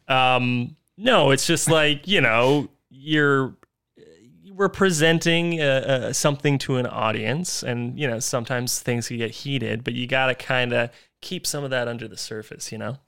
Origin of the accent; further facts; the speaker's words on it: North Vancouver, British Columbia, Canada; I am from North Vancouver, British